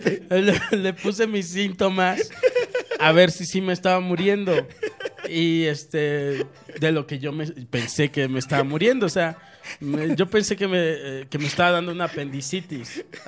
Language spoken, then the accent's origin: Spanish; Mexico; me dio esta onda que te da como mexicano